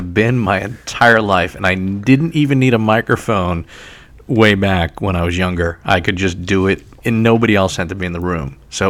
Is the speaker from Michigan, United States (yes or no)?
no; New York City, New York, United States; moved away as an adult; also born or lived in Syracuse, New York; now in Red Bank, United States; I was born in Staten Island and lived in New York City for many years and still consider myself to be a New Yorker who happens not to live in New York City at this current moment.